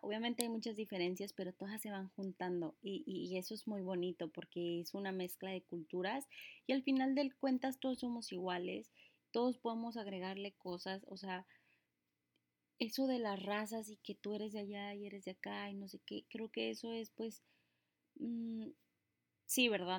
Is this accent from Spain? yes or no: no; Mexico; now in United States; soy mexicana, una mexicana viviendo aquí en tierras gringas